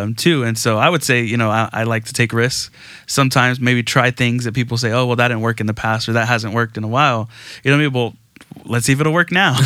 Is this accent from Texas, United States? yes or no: yes; Aransas Pass, Texas, United States; I grew up in Aransas Pass, Texas, so small town right off the coast